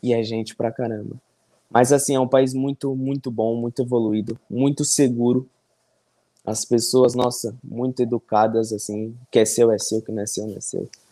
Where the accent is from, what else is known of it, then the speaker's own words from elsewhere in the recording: São Paulo, Brazil; moved away as an adult; now in Taiwan; Sou de São Paulo, São Paulo, Zona Norte